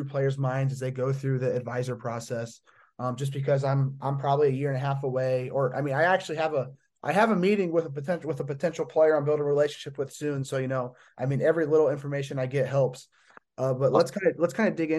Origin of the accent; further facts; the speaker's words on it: Indiana, United States; I'm from Indiana